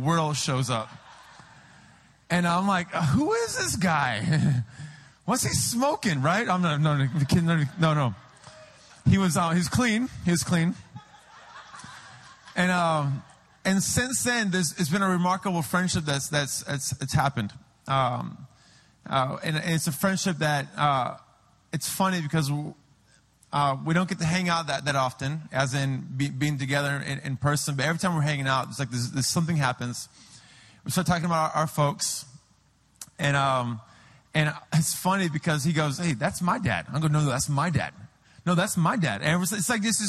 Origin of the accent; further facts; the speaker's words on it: San Diego, California, United States; now in Peru; I'm from San Diego